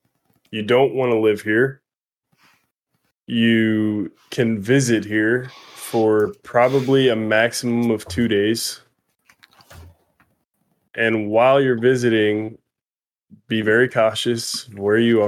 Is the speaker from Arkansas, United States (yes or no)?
yes; Arkansas, United States; moved away as an adult; now in New Orleans, United States; I grew up in Arkansas.